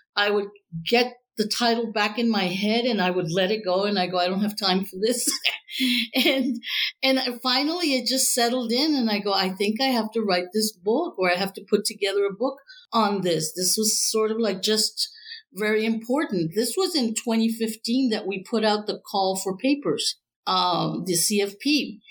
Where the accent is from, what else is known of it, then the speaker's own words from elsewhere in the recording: Laredo, Texas, United States; I'm from Laredo, Texas, which is right on the border to Mexico. So I grew up in a kind of transnational uh, ambiente.